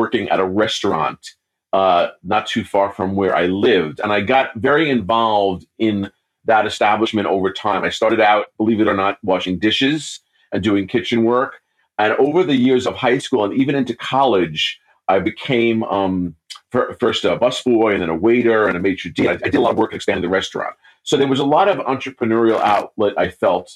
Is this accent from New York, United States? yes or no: yes; New York, United States; also born or lived in Brazil; I was born in New York to a middle-class family, and I grew up in the city and then in the suburbs of New York